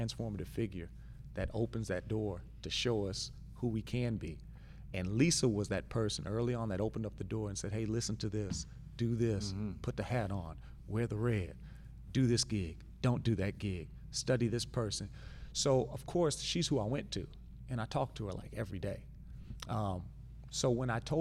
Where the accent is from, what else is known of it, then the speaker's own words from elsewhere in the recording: Louisiana, United States; I'm from Louisiana